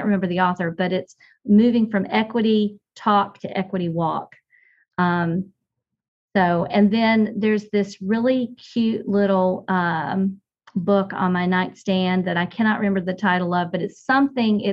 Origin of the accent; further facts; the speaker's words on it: Milton, North Carolina, United States; now in Winston-Salem, United States; I grew up in Caswell County, not too far from here